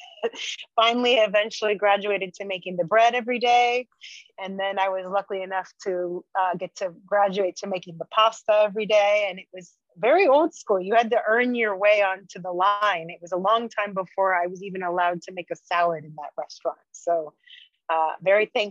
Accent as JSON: {"language": "English", "town": "Santa Cruz", "region": "California", "country": "United States", "tie": "born or raised there", "moved": "as an adult", "said": "I loved growing up in Santa Cruz."}